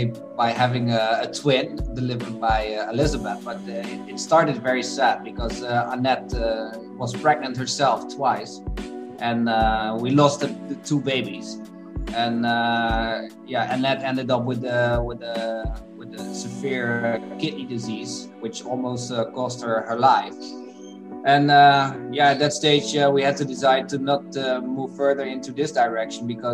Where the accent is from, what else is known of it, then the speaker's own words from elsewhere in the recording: Netherlands; We're a couple from Europe, from the Netherlands